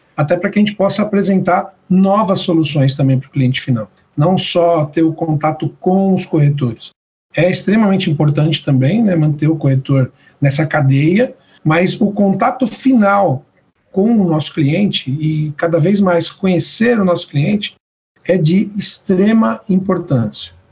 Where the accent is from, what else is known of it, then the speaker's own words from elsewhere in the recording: Brazil; eu sou o único que nasci no Brasil